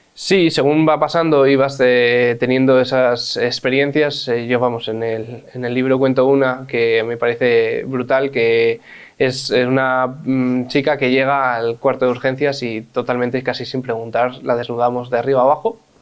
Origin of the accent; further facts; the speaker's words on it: Madrid, Community of Madrid, Spain; yo cuando nací, nací en el Hospital de La Paz